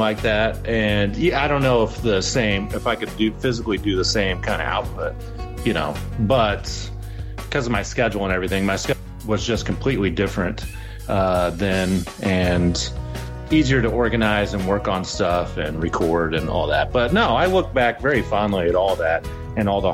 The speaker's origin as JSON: {"language": "English", "town": "Cape Girardeau", "region": "Missouri", "country": "United States", "tie": "born or raised there", "also_born_or_lived": "St. Louis, Missouri", "moved": "as an adult", "said": "I moved from St. Louis back to my hometown in Missouri, and in 2019, and opened up a restaurant down here in Cape Girardeau, Missouri."}